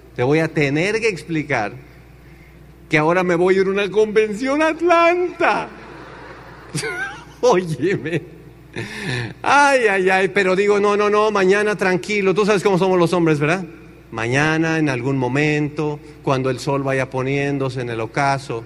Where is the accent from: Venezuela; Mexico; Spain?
Mexico; Tenancingo; moved away as an adult; also born or lived in Chicago, United States; en Tenancingo no hay agua. O sea, en mi pueblo no hay agua